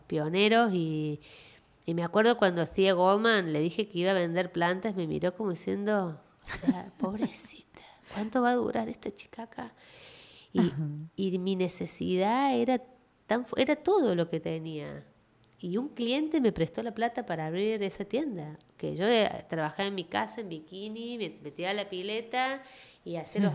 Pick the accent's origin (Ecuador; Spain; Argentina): Argentina; Córdoba; now in Miami, United States; yo nací en Córdoba, en Argentina, em, en las afueras de la ciudad